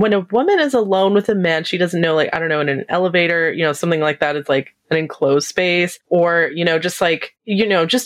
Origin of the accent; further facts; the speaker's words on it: Canada; I'm Canadian